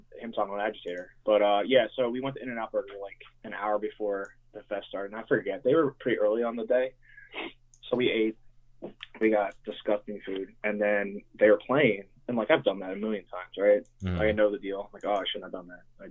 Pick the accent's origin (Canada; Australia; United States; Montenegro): United States; Lansdale, Pennsylvania; also born or lived in Philadelphia; I grew up in Montgomeryville, Lansdale area. Like, I'm from Lansdale pretty much